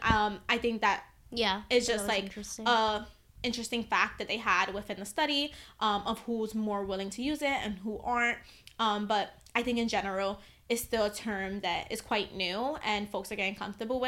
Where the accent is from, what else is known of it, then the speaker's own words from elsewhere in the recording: New York City, New York, United States; growing up in the Bronx, I grew up with a lot of Latinos